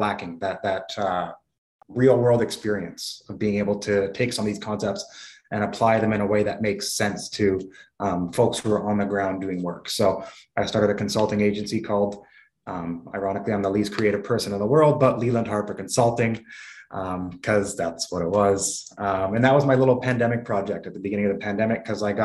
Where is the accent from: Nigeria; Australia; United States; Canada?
Canada; Vancouver, British Columbia; I was born in Vancouver, you know, half white, half black kid raised by my white mother in an Asian neighborhood